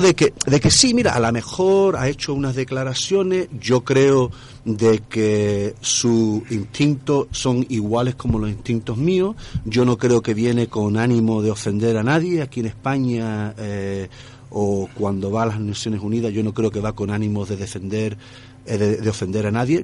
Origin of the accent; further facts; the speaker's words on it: Gibraltar; mi pueblo, de Gibraltar